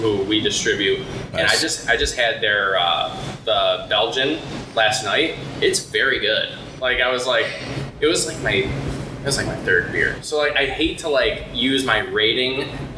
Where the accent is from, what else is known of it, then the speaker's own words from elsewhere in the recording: Kenmore, New York, United States; we're from Kenmore, town of Tonawanda